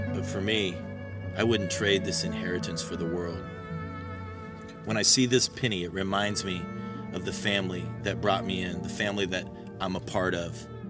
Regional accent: Tucson, Arizona, United States; also born or lived in Phoenix, Arizona; For the first eighteen years of my life, that's what I would call Tucson. It was my home.

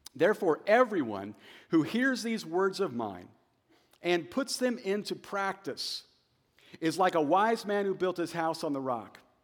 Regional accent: Wichita, Kansas, United States; moved away as an adult; also born or lived in Joplin, Missouri / Kentucky; Shane and I grew up in Wichita, Kansas

